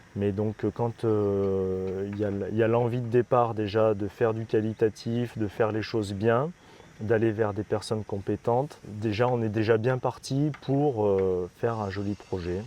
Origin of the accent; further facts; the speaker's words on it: Romans-sur-Isère, Auvergne-Rhône-Alpes, France; moved away as an adult; also born or lived in Montpellier / Grenoble / Lyon / Montélimar; now in Marrakech, Morocco; Je suis de Roman dans la Drôme